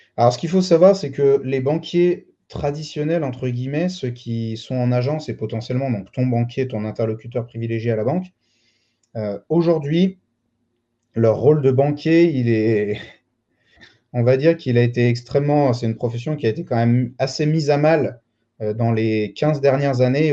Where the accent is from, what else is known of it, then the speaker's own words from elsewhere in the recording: Lyon, Auvergne-Rhône-Alpes, France; Je, suis né, j'ai grandi à Lyon